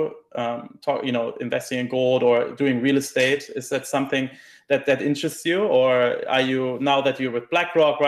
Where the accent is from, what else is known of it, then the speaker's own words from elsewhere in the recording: Germany; I'm from Germany